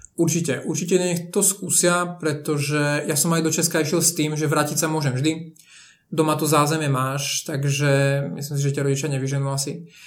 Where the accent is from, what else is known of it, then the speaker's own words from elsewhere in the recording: Slovakia; moved away as an adult; also born or lived in Košice; now in Prague, Czech Republic; ako Slovák pracujúci v Česku